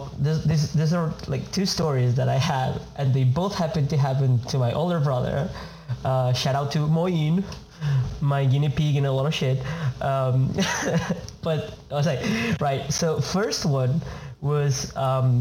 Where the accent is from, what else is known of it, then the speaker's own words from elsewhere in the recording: Argentina; moved away; I'm from Argentina